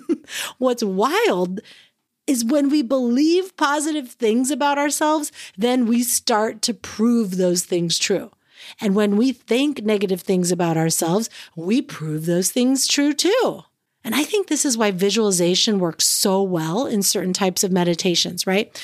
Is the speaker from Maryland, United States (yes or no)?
no; San Francisco Bay Area, California, United States; moved away as an adult; now in Alaska, United States; I grew up in the San Francisco Bay Area